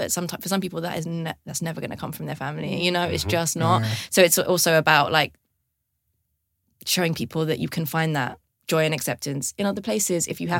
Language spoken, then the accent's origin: English; London, United Kingdom; I grew up in London